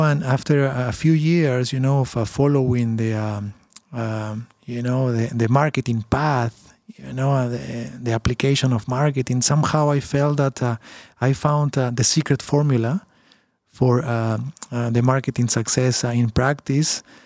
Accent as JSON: {"language": "English", "country": "Peru", "moved": "yes", "lives_now": "Canada", "said": "I'm from Peru originally"}